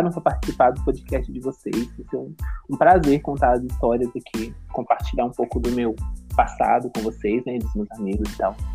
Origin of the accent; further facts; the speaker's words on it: Minas Gerais, Brazil; eu sou de Minas, igual vocês. Não sei se vocês ainda são de Minas, mas eu sou ainda.